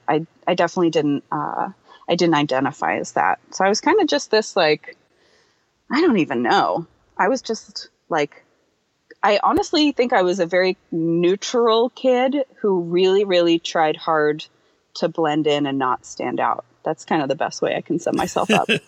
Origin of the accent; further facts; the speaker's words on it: New Bern, North Carolina, United States; I am from a small town in the south. Um, it's called New Bern. It's in North Carolina